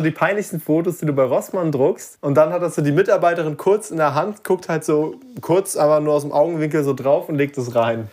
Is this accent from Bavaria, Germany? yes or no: no; Lübeck, Schleswig-Holstein, Germany; moved away; Ich war nämlich in Lübeck und, ähm, also das ist meine Heimatstadt, da komme ich her.